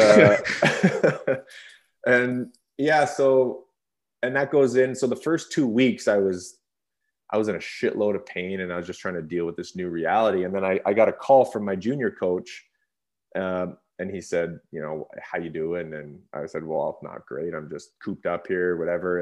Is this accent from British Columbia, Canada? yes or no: yes; Revelstoke, British Columbia, Canada; I grew up in Revelstoke as a small town